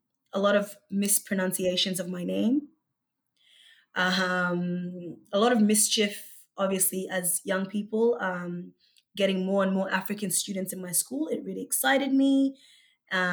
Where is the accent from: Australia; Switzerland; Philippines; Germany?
Australia; Brisbane, Queensland; English is a second language; also born or lived in Egypt / Melbourne; I came to Australia just before I turned 8 years old, and I originally grew up in Brisbane